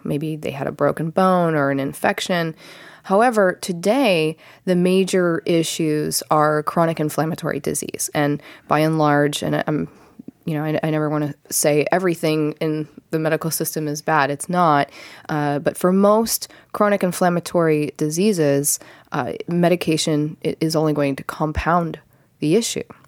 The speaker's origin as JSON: {"language": "English", "region": "Ohio", "country": "United States", "moved": "yes", "lives_now": "Encinitas, United States", "said": "back east where I'm from, Ohio"}